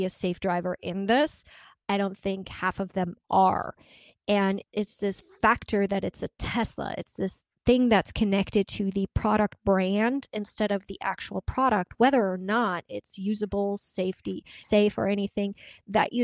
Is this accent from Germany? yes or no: yes; Germany; moved away; I grew up in Germany